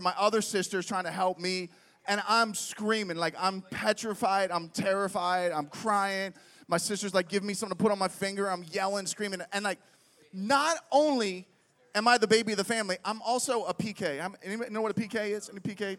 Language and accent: English; Pittsburgh, Pennsylvania, United States; moved away as an adult; also born or lived in Reading, Pennsylvania; I grew up in Pittsburgh